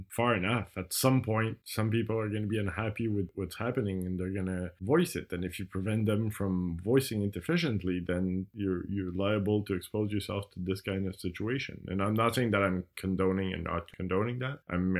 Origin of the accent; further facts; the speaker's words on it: Canada; I grew up here in Canada and lived here all my life I've traveled a bit, but mostly lived here.